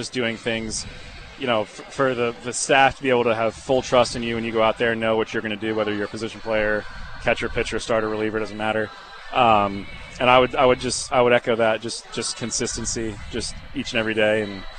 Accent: Norfolk, Virginia, United States; It was back in my hometown in Norfolk, Virginia, where the AAA team for the Orioles is.

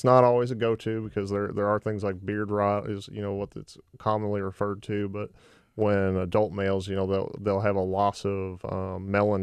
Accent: Massachusetts, United States; moved away as an adult; also born or lived in Georgia / Florida; now in Arkansas, United States; I grew up in New England, grew up in Massachusetts

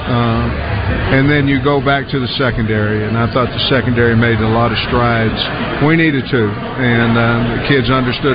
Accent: Oklahoma, United States; now in Arkansas, United States; I'm from Oklahoma

